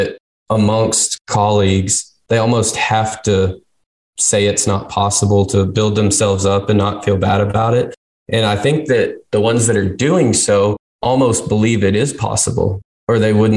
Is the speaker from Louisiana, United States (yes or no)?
no; Texas, United States; I'm from Texas. Always grew up around people in the business.